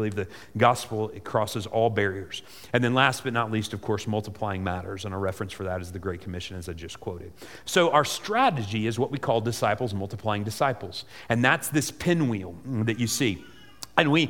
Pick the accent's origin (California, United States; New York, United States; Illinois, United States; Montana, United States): Illinois, United States; Salem; in the tradition that I grew up in First Baptist Church of Salem, Illinois